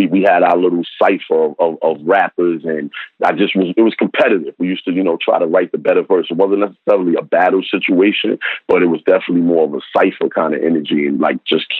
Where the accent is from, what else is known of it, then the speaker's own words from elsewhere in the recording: New York City, New York, United States; I'm from Harlem, you know, in the 80s and early 90s